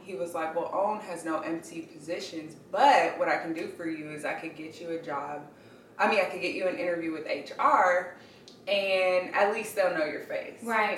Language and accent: English; Inglewood, California, United States; I grew up in Inglewood, California